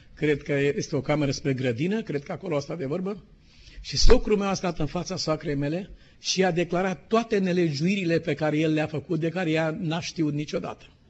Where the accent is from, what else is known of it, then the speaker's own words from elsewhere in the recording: Romania; suntem români